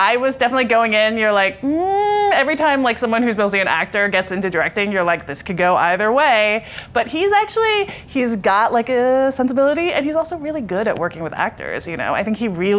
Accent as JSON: {"language": "English", "town": "Philadelphia", "region": "Pennsylvania", "country": "United States", "tie": "born or raised there", "lives_now": "Brooklyn, United States", "said": "I'm a born and raised Philadelphian. Philadelphia will always have my heart. That will always be my number one home, even though I live in Brooklyn now."}